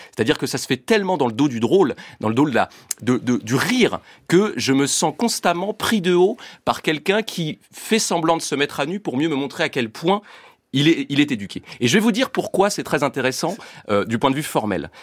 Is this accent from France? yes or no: yes; France; je suis français